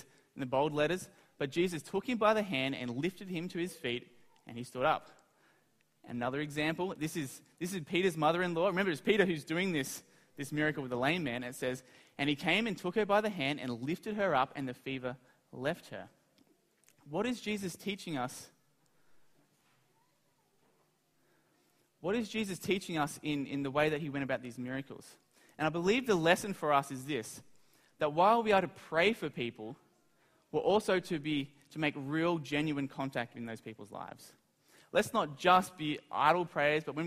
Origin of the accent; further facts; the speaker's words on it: Australia; I'm from Australia